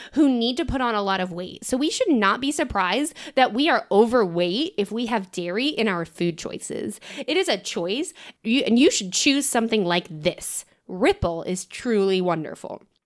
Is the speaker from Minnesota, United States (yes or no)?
no; Tennessee, United States; we're from Tennessee